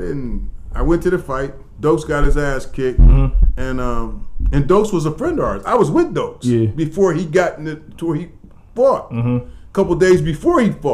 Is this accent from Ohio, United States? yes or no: yes; Akron, Ohio, United States; also born or lived in New York; I'm from Akron